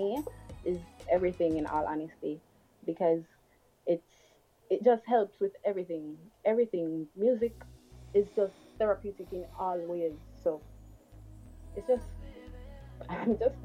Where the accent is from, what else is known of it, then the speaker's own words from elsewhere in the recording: Kingston, Jamaica; I'm from Kingston